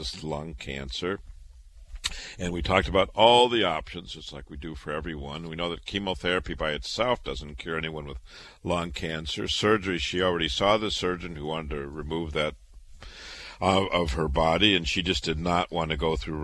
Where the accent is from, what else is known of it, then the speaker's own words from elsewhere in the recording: Waterloo, Iowa, United States; moved away as an adult; also born or lived in Chicago / Boston; now in New York, United States; I was born and raised in Waterloo, Iowa